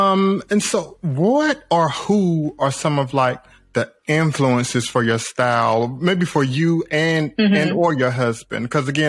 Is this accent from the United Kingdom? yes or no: no; North Carolina, United States; I'm from the South. I'm from born and raised North Carolina.